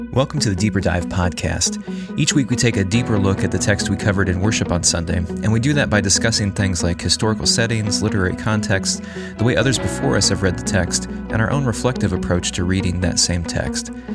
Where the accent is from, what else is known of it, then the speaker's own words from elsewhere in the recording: United States; as American consumers, we are brought up